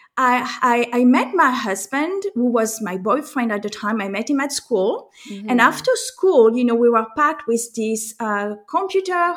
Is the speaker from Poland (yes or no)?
no; France; accent: French; moved away as an adult; also born or lived in United States; as you can tell from my accent, I am French, and I am also American